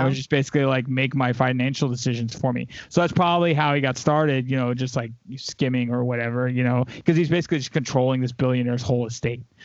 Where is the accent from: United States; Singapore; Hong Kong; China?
United States; the South; I grew up in the South